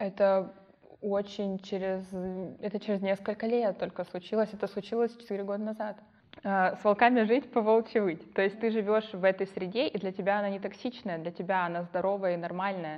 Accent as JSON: {"language": "Russian", "town": "Yelizavetinskaya", "region": "Krasnodar Krai", "country": "Russia", "tie": "born or raised there", "said": "Я родилась в Краснодаре, выросла в станице Елизаветинской с бабушкой"}